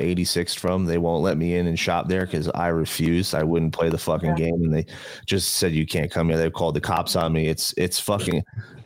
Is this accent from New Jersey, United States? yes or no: yes; New Jersey, United States; moved away as an adult; now in Las Vegas, United States; I'm from New Jersey.